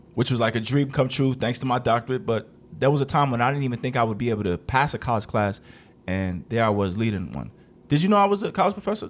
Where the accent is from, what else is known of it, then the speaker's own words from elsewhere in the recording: New York, United States; I'm from New York